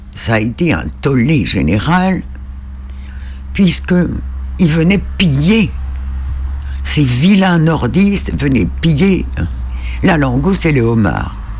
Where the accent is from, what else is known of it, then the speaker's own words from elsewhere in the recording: Île-de-Sein, Brittany, France; je suis originaire de l'île de Saint